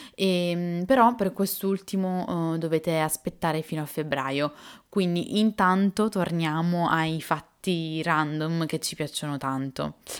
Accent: Italy; accent: Italian; l'accento italiano

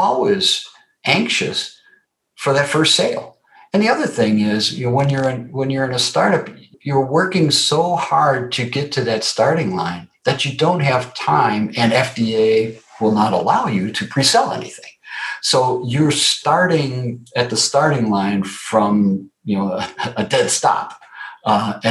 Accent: Wisconsin, United States; So I grew up in Wisconsin, and I grew up in Wisconsin in the 60s

